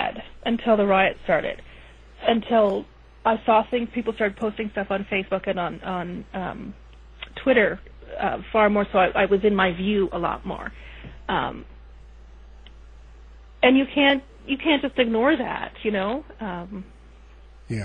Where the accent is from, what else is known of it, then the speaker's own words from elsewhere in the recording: Canada; I'm Canadian